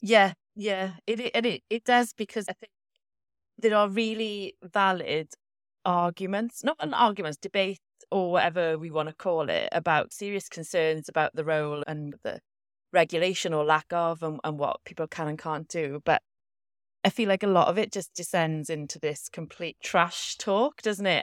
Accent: Welsh, Wales, United Kingdom; a Welsh values girl myself

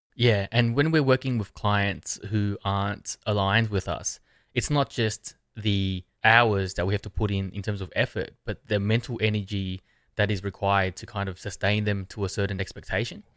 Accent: Australia; I'm from Australia.

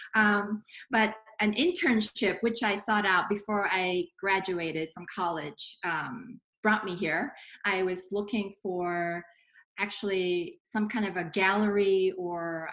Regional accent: Singapore; moved away; I was an art major in high school, growing up in Singapore

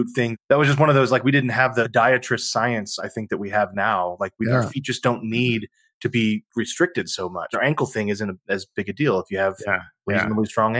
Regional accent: Texas, United States; And you and I grew up in Texas, man.

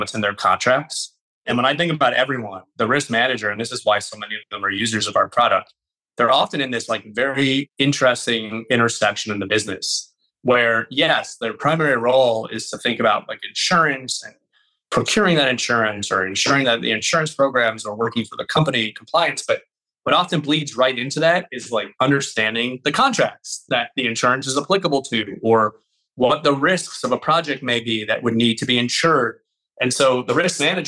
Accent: Miami, Florida, United States; my hometown in Miami, Florida

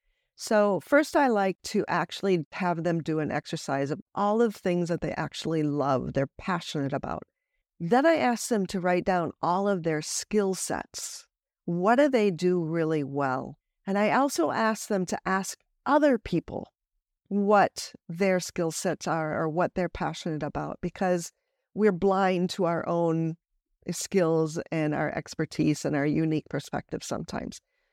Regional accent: United States; moved away; because as an American who's lived most of my life overseas, I have just really been able to capture that adventurous lifestyle in my coaching as well.

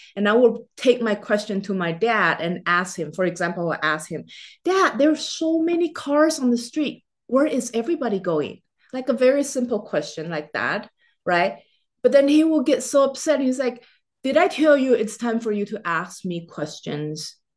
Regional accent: Taiwan; moved away as an adult; now in United States; I was born and raised in Taiwan in Chinese culture

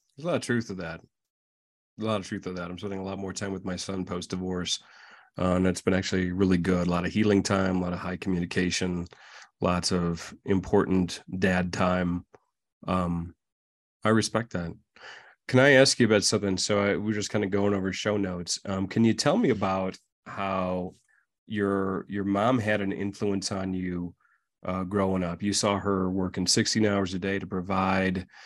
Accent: Midwest, United States; now in Colorado, United States; us Midwesterners in Colorado

